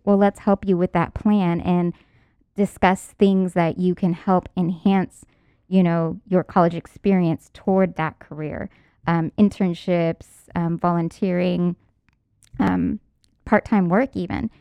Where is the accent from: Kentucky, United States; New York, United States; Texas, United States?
Texas, United States; San Antonio; where I went to school was way North Texas, and I'm from San Antonio